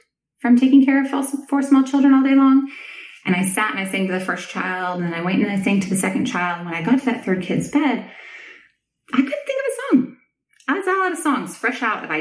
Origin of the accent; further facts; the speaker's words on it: Southern California, United States; also born or lived in Nashville; now in Austin, United States; I grew up in Southern California, which, as you may know, has earthquakes.